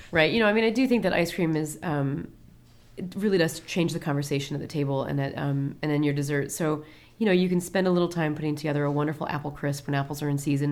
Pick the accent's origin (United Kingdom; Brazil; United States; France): United States; Peoria, Illinois; moved away; also born or lived in Columbus, Ohio; I'm originally from Peoria, Illinois, which is truly the Midwest.